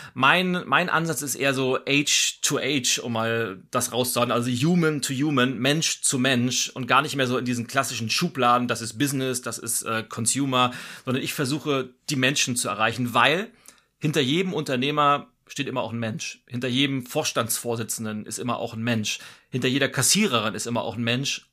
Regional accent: Lübeck, Schleswig-Holstein, Germany; moved away as an adult; now in Berlin, Germany; Ich äh, bin gebürtig nordisch bei Nature, bin in Lübeck geboren, lebe aber seit über 20 Jahren in Berlin. Also Berlin ist meine, mein Zuhause und äh, Schleswig-Holstein ist so meine Heimat

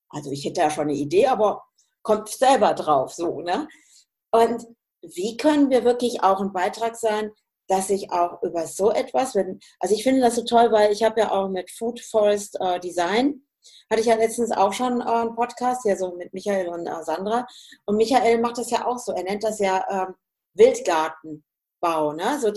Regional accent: Hesse, Germany; ich komme ja eigentlich auch aus dem Hessischen, ne? Ja. und bin ja im Münsterland

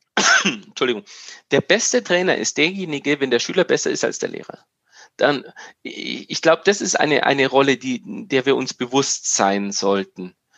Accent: Bavaria, Germany; wie wir bei uns in Bayern sagen

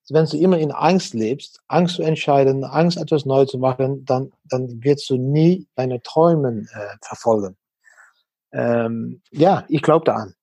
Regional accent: Netherlands; German is a second language; moved away as an adult; als Holländer

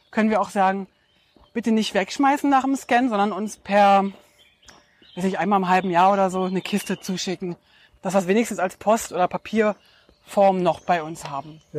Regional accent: Brandenburg, Germany; Und dieses Zuhause ist äh, tatsächlich da, wo ich herkomme, ähm, im Brandenburger Land bei Berlin.

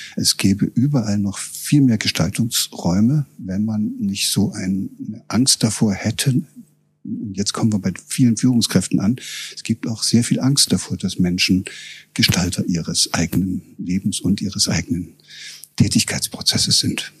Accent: Germany; moved away as an adult; also born or lived in Göttingen; Ich war aus dem Osten gekommen

